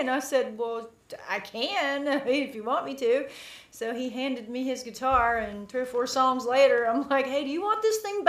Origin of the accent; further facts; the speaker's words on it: the South, United States; accent: country; growing up down here, being a Southerner